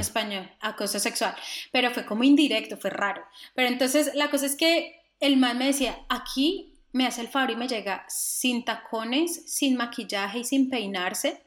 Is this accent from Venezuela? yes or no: no; Cartago, Valle del Cauca, Colombia; nosotros en Cartago